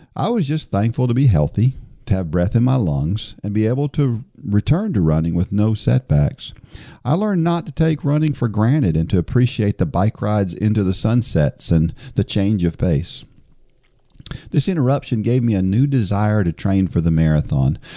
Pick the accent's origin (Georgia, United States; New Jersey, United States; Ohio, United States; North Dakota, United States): New Jersey, United States; I was born in New Jersey